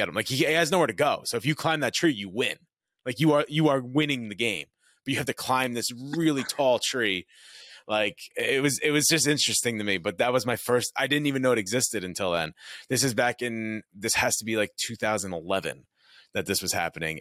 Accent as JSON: {"language": "English", "region": "New York", "country": "United States", "said": "I'm from New York. I'm from the Northeast"}